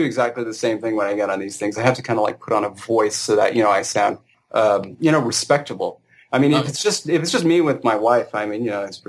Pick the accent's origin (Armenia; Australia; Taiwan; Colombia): Armenia; accent: Armenian; English is a second language; I prefer just to, you know, speak in my Armenian accent like I usually do.